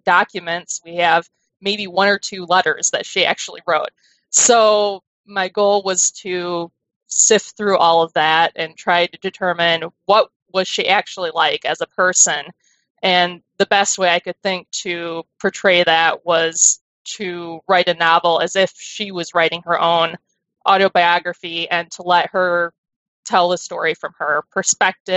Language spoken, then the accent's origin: English; United States; being American